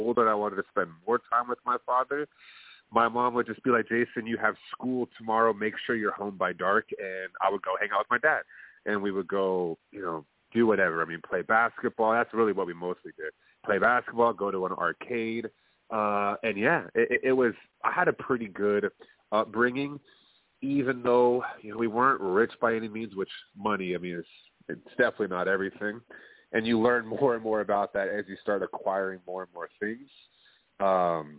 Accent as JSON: {"language": "English", "town": "Plano", "region": "Texas", "country": "United States", "said": "I'm from Plano, Texas. Middle-class family."}